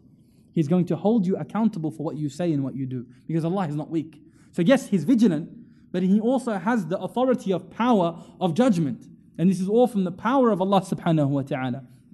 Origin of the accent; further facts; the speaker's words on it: India; I'm Indian, you know what I mean? I'm just a random guy from the area.